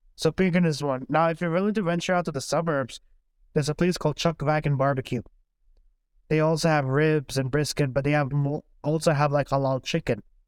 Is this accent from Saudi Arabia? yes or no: yes; Saudi Arabia; now in Houston, United States; growing up in Saudi Arabia